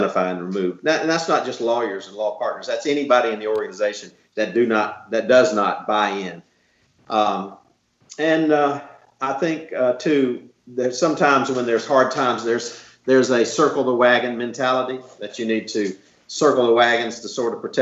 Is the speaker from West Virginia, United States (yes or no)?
no; Dothan, Alabama, United States; I'm from Dothan, Alabama